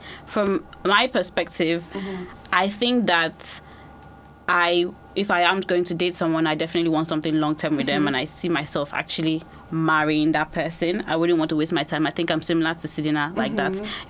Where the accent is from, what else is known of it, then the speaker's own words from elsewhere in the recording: Nigeria; now in United Kingdom; Basically, I just knew that when I moved from Nigeria to UK, I was so lonely.